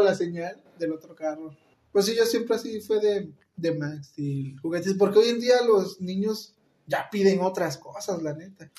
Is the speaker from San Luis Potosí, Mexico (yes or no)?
no; Veracruz, Mexico; moved away; quiero viajar a Veracruz, quiero ir a, mi pueblo